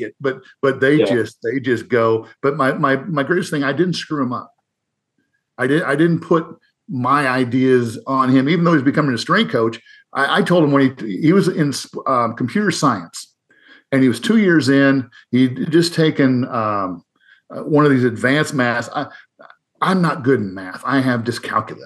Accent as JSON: {"language": "English", "region": "Northern Iowa", "country": "United States", "tie": "born or raised there", "said": "I grew up in Northern Iowa"}